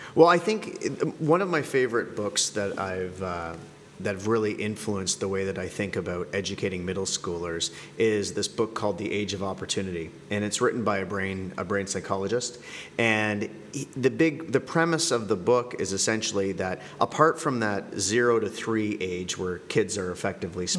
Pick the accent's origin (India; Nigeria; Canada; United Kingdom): Canada; moved away as an adult; also born or lived in Colombia / Buenos Aires, Argentina / Moscow, Russia; now in Jakarta, Indonesia; I'm originally from Canada